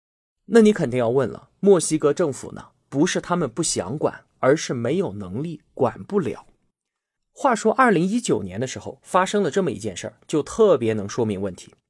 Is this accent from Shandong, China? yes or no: no; Yunnan, China; 我们云南拥有美丽的自然风光，而且有全国最舒服的气候。欢迎同学们都来我的家乡旅游